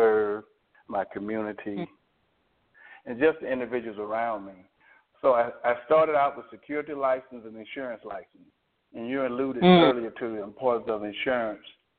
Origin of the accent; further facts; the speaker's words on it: Alabama, United States; I'm from Alabama. You can probably pick up my accent